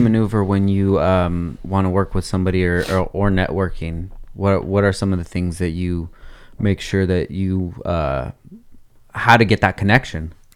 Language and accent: English; Oxnard, California, United States; I grew up in Oxnard my whole life